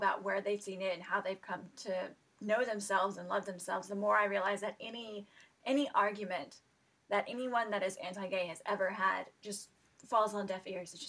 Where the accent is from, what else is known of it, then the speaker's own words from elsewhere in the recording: the South, United States; growing up in the South, in the United States